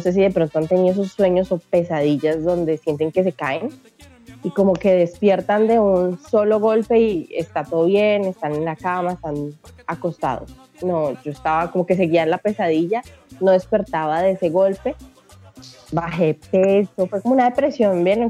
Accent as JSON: {"language": "Spanish", "country": "Colombia", "tie": "born or raised there", "also_born_or_lived": "Brazil", "moved": "as an adult", "said": "Vengo desde Colombia. Salí en una pequeñita moto. Estaba viviendo allá pues, los primeros 26 años de mi vida y en este momento les hablo desde Brasil"}